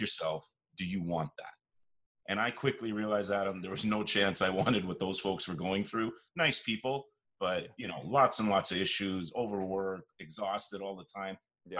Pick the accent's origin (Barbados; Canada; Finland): Canada; Toronto, Ontario; born and raised in Toronto, whole life here